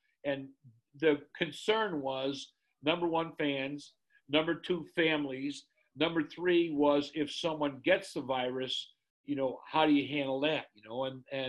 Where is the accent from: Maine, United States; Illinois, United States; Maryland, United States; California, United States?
Illinois, United States; Chicago Ridge; we would be at home in Chicago Ridge. I grew up in Chicago Ridge in the South Side.